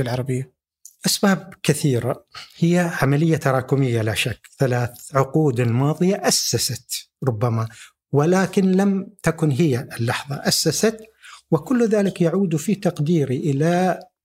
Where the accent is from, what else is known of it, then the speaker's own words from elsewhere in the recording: United Arab Emirates; انا اكاديمي اماراتي